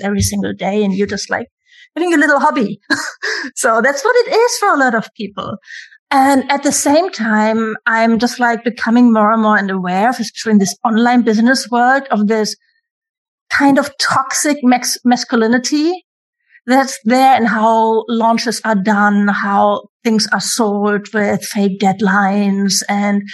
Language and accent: English; Germany; I'm from Germany, where everything is free, education, universities, everything